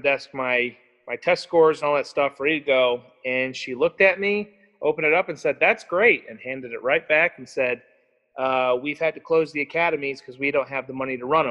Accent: Michigan, United States; moved away as an adult; I was from Michigan.

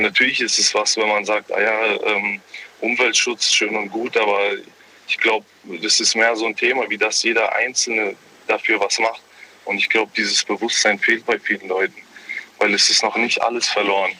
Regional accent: Germany; ich bin äh, gebürtig Deutscher, habe zwar andere Vorfahren

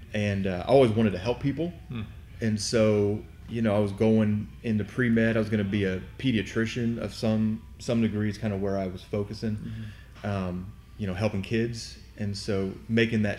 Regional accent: Akron, Cleveland area, Northeast Ohio, United States; moved away as an adult; also born or lived in Louisville, Kentucky; I'm originally from Northeast Ohio. Grew up in the Akron, Cleveland kind of area.

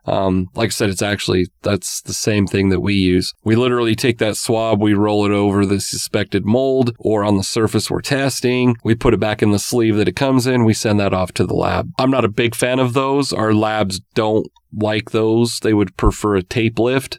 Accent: Utah, United States; growing up in Utah

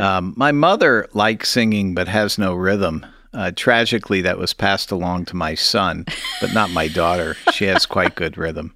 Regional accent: St. Louis, Missouri, United States; also born or lived in New Haven, Connecticut / Kansas City, Missouri; I was born in New Haven, Connecticut, and I grew up there for about eight years, and then my folks moved, uh, to Saint Louis, Missouri, where I went to high school

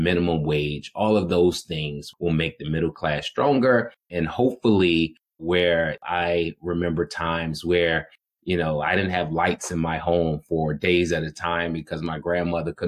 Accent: Washington, District of Columbia, United States; growing up in Washington, D.C., understanding the amount of stress that my family was burdened

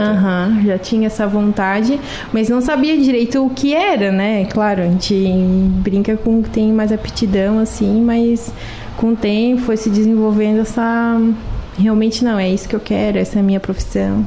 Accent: Lauro Müller, Santa Catarina, Brazil; Nascida e criada em Lauro Miller. E continuo aqui.

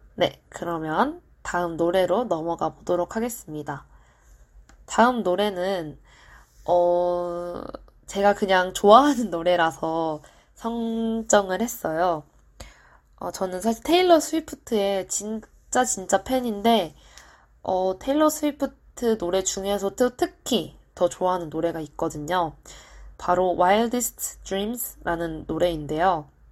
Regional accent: South Korea; 저는 토종 한국인이기 때문에

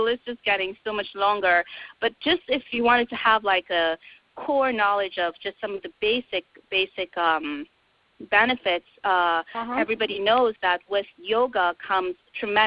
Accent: Trinidad & Tobago; moved away; I am from Trinidad

